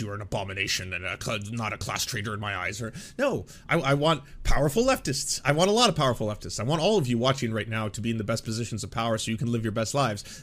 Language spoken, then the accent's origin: English; Canada; I'm a Canadian